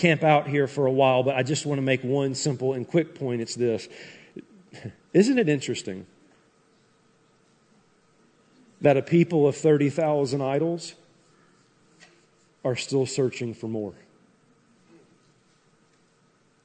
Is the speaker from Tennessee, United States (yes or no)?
yes; Tennessee, United States; I'm from Tennessee